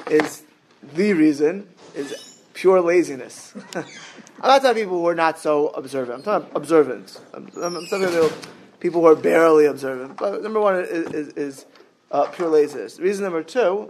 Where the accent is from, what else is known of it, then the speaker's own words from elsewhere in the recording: Miami Beach, Florida, United States; I was always growing up in Miami Beach, Florida